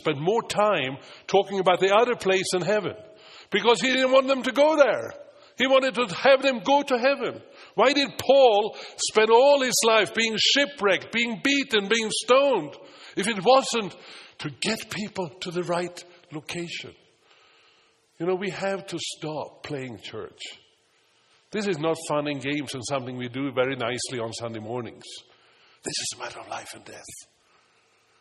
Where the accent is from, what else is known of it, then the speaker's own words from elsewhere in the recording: Stockholm, Stockholm County, Sweden; English is a second language; now in United States; when I was 10 years old and a cruise ship came to Stockholm, where I lived.